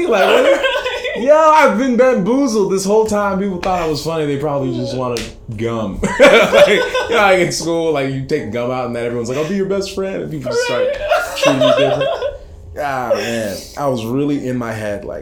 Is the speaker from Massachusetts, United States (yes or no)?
yes; Cambridge, Massachusetts, United States; now in Minneapolis, United States; I was born in Cambridge, so Massachusetts